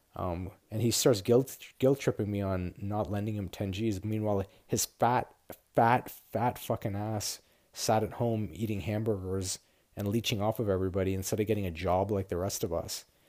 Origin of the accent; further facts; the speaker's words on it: Ottawa, Ontario, Canada; moved away as an adult; also born or lived in Toronto; I grew up in Ottawa